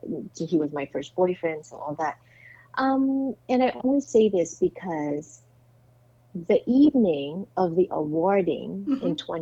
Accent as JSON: {"language": "English", "country": "Philippines", "said": "there he was getting married, and here I was accepting an award for my, I guess, impact as a Filipino, right?"}